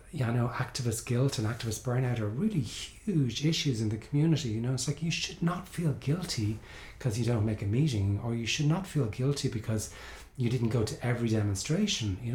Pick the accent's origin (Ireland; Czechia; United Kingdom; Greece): Ireland; moved away; I grew up in Ireland